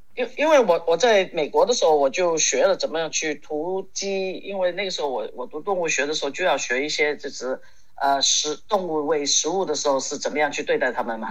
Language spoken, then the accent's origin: Chinese; Hong Kong; 从小在香港我就开始学骑马